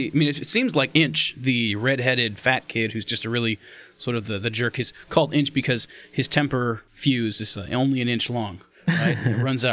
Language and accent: English; California, United States; obviously we're from America, California.